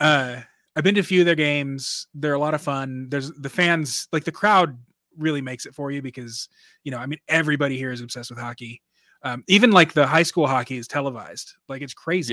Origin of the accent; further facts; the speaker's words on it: Dallas, Texas, United States; now in Minneapolis, United States; I'm from Dallas originally